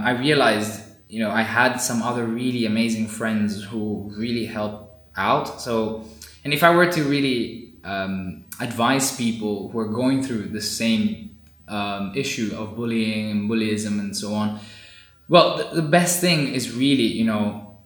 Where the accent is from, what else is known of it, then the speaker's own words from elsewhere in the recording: Rome, Lazio, Italy; moved away as an adult; also born or lived in India / South India / Southampton, United Kingdom / Coventry, United Kingdom; now in Cambridge, United Kingdom; I was born in India and immediately, a short while after, about 3 months in, I moved to Italy, to Rome, where my parents were already living. So I've been in Italy for my whole life, basically, until I was 18 years old.